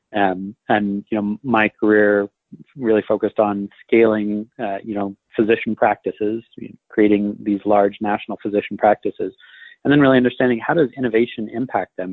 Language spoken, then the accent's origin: English; Hawaii, United States; moved away as an adult; also born or lived in Seattle, Washington / Northeast US; I was uh, born in Seattle, Washington, but spent most of my childhood in Hawaii, uh, and then left for college when I was 18.